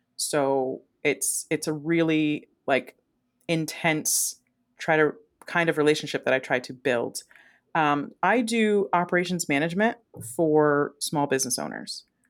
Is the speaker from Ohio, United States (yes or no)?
yes; Ohio, United States; moved away; also born or lived in Las Vegas, Nevada; I'm from Ohio originally